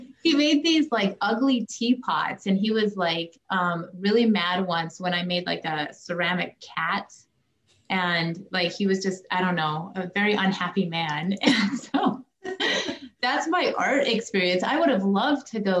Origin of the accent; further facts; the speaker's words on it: Idaho Falls, Idaho, United States; I grew up in Idaho Falls, Idaho